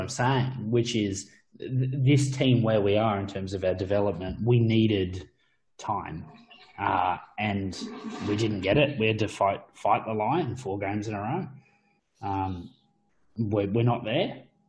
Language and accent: English; Australia; We love it as Aussie fans.